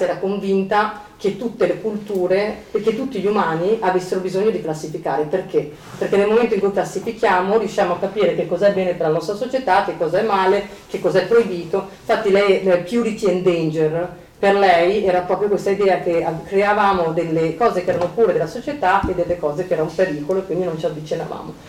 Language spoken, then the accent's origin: Italian; Milan, Lombardy, Italy; moved away; siamo di Milano e ho detto sì, da tanti anni che sono via da Milano ma non sono mai uscita, cioè non sono riuscita mai a a, a, lasciare Milano da, dentro di me, sono sempre stata milanese